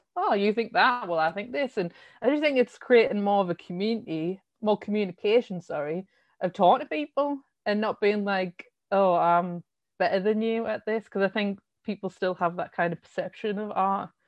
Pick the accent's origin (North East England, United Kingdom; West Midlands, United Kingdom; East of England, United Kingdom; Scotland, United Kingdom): North East England, United Kingdom; Sunderland; also born or lived in Shiney Row / Roker; I come from Sunderland, born and raised, and I came, I used to live in a tiny, tiny little village, uh, called Shiny Row